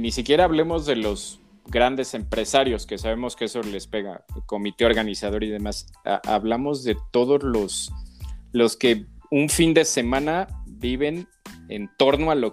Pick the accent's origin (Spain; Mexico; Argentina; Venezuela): Mexico; todos somos mexicanos, tenemos